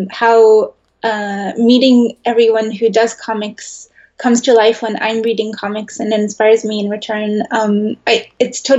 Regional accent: Netherlands; also born or lived in New York, United States; Even when I was a kid, I, I grew up in the Netherlands and in New York.

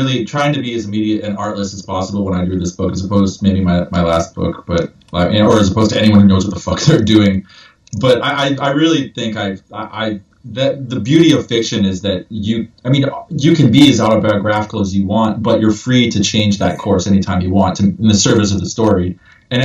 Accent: Ireland; Like, I'm an Irish person, and this I can tell you for a fact, this is not how it is to be Irish.

